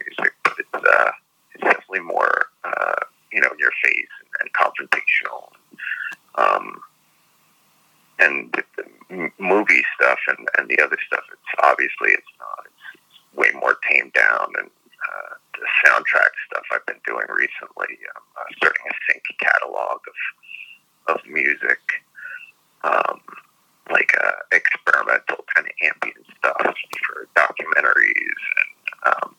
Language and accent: English; New York, United States; I grew up in New York